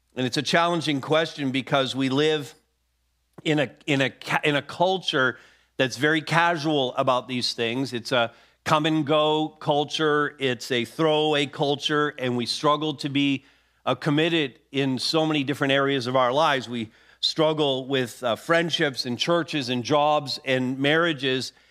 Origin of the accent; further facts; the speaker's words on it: Montreal, Quebec, Canada; moved away; my hometown of Montreal